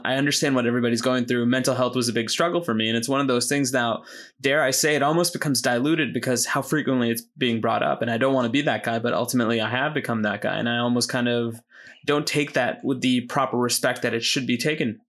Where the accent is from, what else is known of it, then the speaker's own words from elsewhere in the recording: United States; I'm American by citizenship and I feel like birth